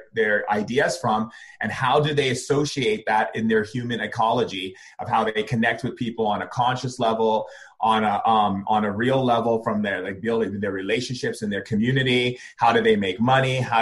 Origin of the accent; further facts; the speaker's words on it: Foster City, California, United States; also born or lived in Elk Grove, California / Hawaii; I was born in Sacramento in Elk Grove. I grew up in a small town outside of San Francisco called Foster City and also grew up in Hawaii